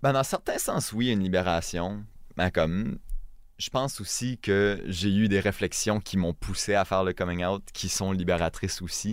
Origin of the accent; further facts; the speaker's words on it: northern New Brunswick, Canada; first language French; je parle pas le chiac, je viens du Nord